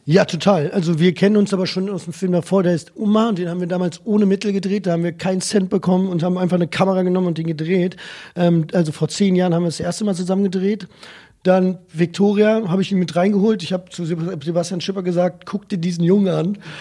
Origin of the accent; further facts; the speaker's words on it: Germany; als Deutsche